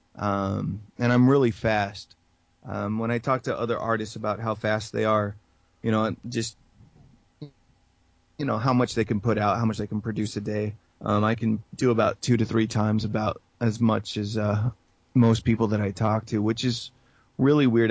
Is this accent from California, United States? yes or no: no; San Antonio, Texas, United States; San Antonio for me, it's funny because it's my hometown